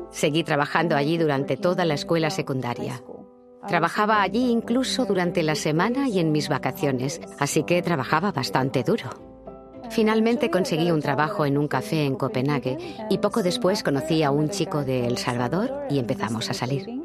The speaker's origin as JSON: {"language": "Spanish", "town": "Malmö", "region": "Skåne", "country": "Sweden", "tie": "born there", "said": "mis padres son de Chile, se unieron en Suecia y luego llegué yo, que nací en Malmo."}